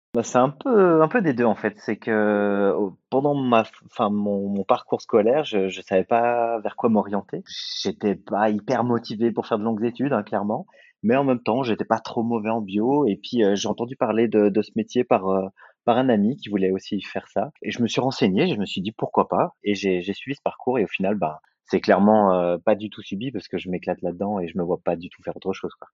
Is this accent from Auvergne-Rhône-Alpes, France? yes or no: yes; Saint-Étienne, Auvergne-Rhône-Alpes, France; moved away as an adult; also born or lived in Lyon, France; now in Lausanne, Switzerland; Saint-Étienne, là où j'ai fait ma formation, ce qui est ma ville natale